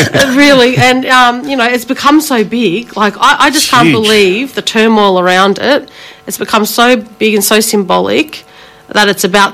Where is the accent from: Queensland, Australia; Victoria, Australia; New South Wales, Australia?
Victoria, Australia; Shepparton; also born or lived in Melbourne; growing up in Melbourne, but also in Shepparton, where I went to school and grew up with the mob up there on Yorta Yorta country.